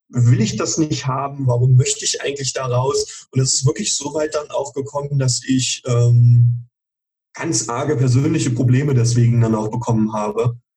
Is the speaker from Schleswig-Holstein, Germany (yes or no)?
no; Schauenburg, Hesse, Germany; Ähm, ja, also ich komme örtlich, komme ich lokal aus Schauenburg, äh, in der mhm. Nähe von Kassel.